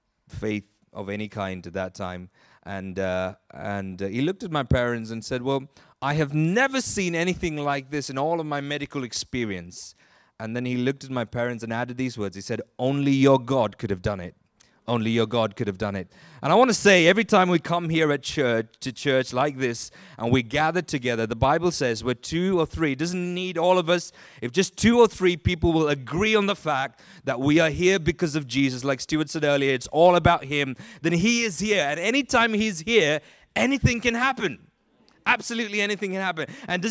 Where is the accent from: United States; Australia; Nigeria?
Nigeria; born there; So I was born in Nigeria. My parents were both working there at the time